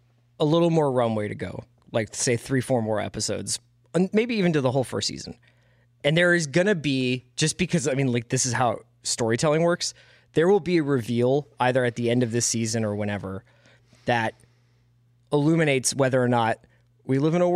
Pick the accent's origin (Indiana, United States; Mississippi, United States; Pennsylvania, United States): Pennsylvania, United States; Philadelphia; I'm 38 years old, and I'm from Philadelphia, Pennsylvania